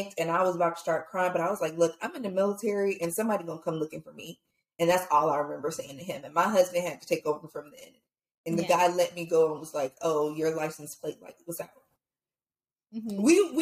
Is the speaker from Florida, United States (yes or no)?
yes; Fort Lauderdale, Florida, United States; now in Georgia, United States; I grew up in Fort Lauderdale